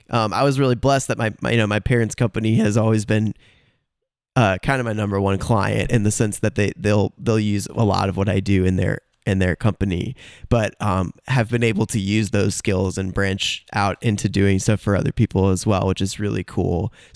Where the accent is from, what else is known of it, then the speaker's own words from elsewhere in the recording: Cleveland, Ohio, United States; born there; So I was born in Cleveland, Ohio. When I was a kid, my mom was always writing songs